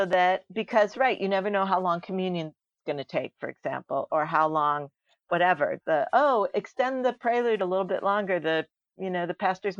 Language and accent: English; Chicago, Illinois, United States; I grew up in Chicago